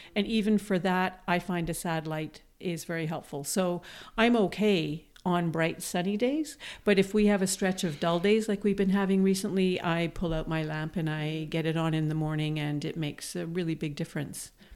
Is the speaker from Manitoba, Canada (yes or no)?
yes; Manitoba, Canada; moved away as an adult; now in Toronto, Canada; growing up in Manitoba, where winters are cold but very sunny